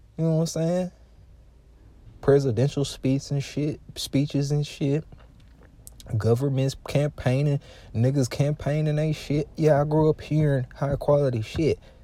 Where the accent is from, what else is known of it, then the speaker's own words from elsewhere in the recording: Louisiana, United States; I'm from Louisiana and, um, I'm from a part of Louisiana